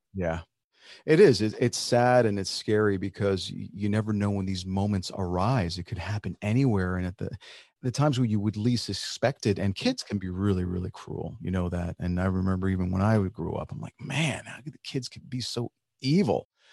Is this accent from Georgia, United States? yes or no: no; New Jersey, United States; first language Spanish; English is a second language; also born or lived in Nashville; I was born here. I'm like a full-blooded Kraft cheese American